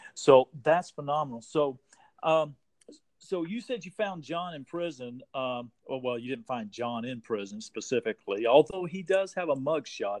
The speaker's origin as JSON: {"language": "English", "region": "Texas", "country": "United States", "tie": "born or raised there", "moved": "yes", "said": "I'm originally from Texas too. So okay. I'm, a, I'm a Texas boy"}